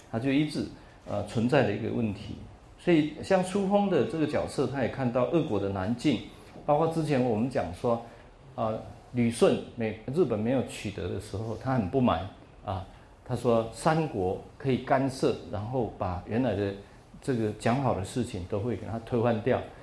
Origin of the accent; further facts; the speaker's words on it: Taiwan; 从台湾来